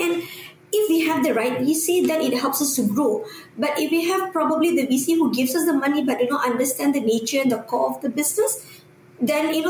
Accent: Malaysia; us Malaysian

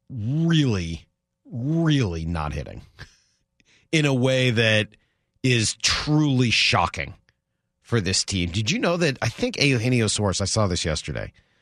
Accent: New York, United States; This is affecting me, and I'm a New Yorker.

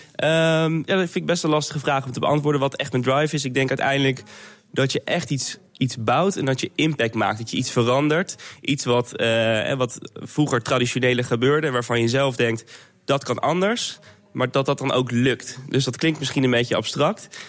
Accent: Netherlands; als Nederlander

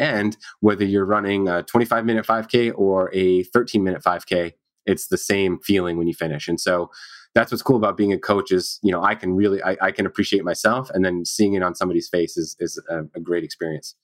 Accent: Maine, United States; I grew up in Maine, so kind of small state, small town.

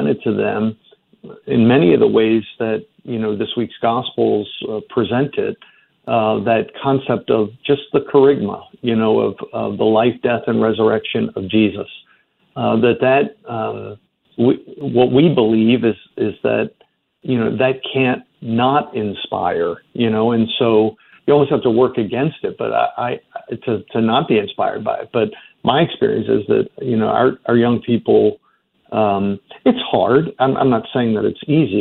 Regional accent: Baltimore, Maryland, United States; moved away; I grew up in Baltimore

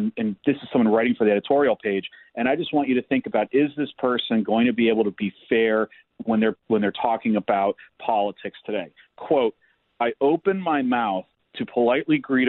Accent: Cleveland, Ohio, United States; where I grew up in Cleveland

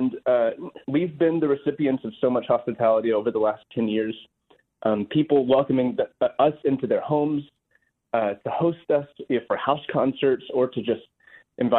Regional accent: Arkansas, United States; moved away as an adult; now in Nashville, United States; I was born in Arkansas, born and raised

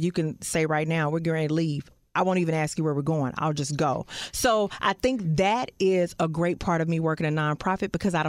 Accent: Fort Worth, Texas, United States; I'm from Fort Worth.

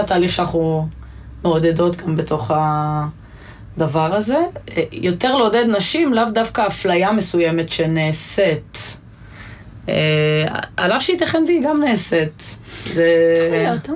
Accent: Ein Vered, Hefer Valley, Central District, Israel; בעין ורד ובכל מיני עמק חפר ואזורים שגדלתי בהם

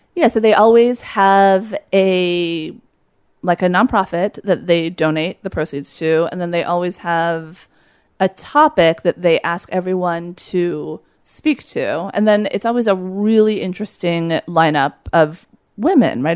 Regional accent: Los Angeles, California, United States; moved away as an adult; also born or lived in upstate New York; I was there from Los Angeles

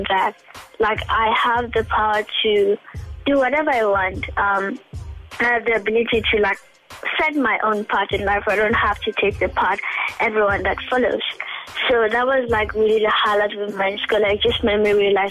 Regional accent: Bosfontein, Mpumalanga, South Africa; I was born and raised in Bosfontein, which is a village in Mpumalanga, South Africa

